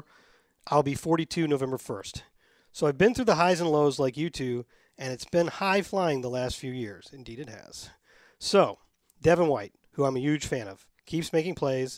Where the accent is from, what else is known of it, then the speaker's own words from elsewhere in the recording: Tampa, Florida, United States; I was born and raised in Tampa Bay.